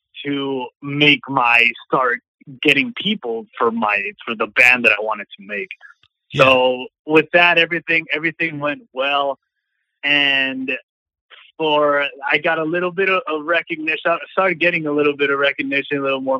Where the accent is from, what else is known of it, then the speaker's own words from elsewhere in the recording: Arizona, United States; moved away as an adult; now in Los Angeles, United States; I'm from Arizona, and I moved out to LA about 4 years ago